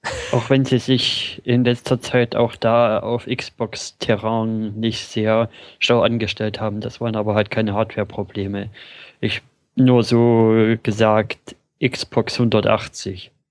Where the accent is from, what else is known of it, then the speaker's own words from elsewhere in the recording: Germany; bei uns in Deutschland